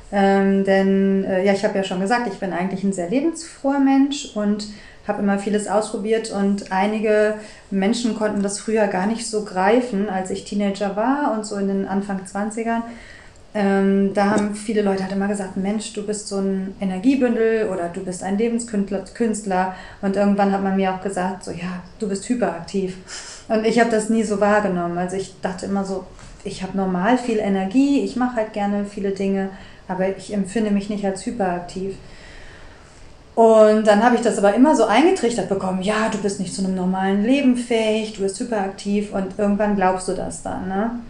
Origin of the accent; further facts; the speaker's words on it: Bonn, North Rhine-Westphalia, Germany; moved away as an adult; now in Hamburg, Germany; Ich bin Wahlhamburgerin. Ich bin eigentlich äh, in Bonn geboren und bin dann nach Hamburg gekommen, weil ich eigentlich äh, Musical-Darstellerin werden wollte.